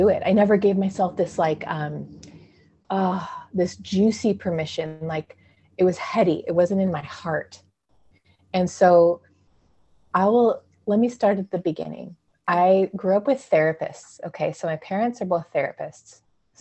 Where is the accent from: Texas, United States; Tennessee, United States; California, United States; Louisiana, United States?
California, United States; Clovis; also born or lived in San Diego, California / Utah / Colorado; now in Redding, United States; I was born and raised in California, in the middle of California, in a very small town, a farming town called Clovis. So I grew up there